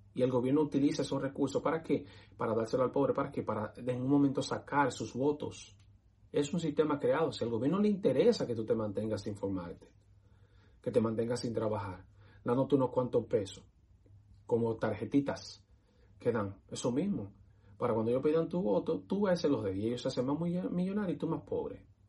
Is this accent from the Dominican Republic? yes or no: yes; Dominican Republic; moved away as an adult; now in United States; soy dominicano